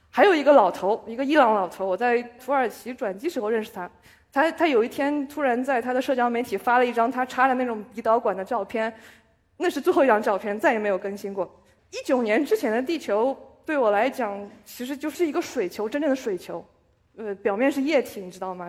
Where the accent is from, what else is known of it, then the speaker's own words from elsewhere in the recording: China; also born or lived in Israel; now in Shanghai, China; 我是外国人，我还是中国人